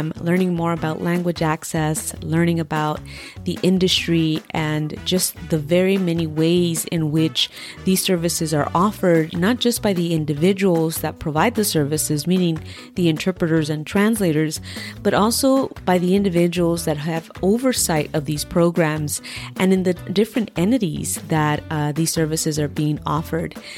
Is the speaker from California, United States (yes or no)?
yes; Southern California, United States; moved away as an adult; now in Virginia, United States; I'm born and raised in Southern California